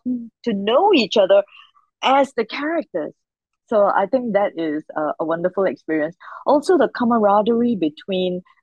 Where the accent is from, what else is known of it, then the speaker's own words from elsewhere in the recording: Singapore; Because I come from Singapore and it's a tiny little country